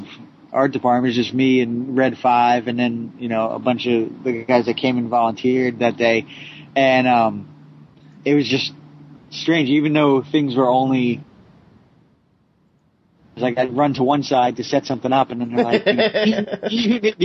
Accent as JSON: {"language": "English", "region": "New Jersey", "country": "United States", "said": "I'm from Jersey"}